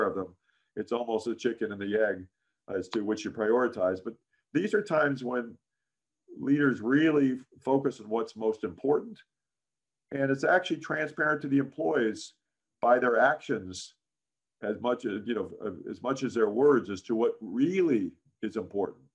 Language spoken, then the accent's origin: English; Chicago, Illinois, United States; I grew up in Chicago as a Chicago Cub fan